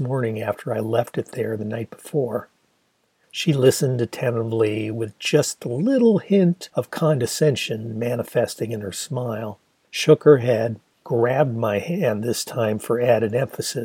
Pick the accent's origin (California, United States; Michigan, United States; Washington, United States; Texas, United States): Michigan, United States; Ann Arbor; my hometown of Ann Arbor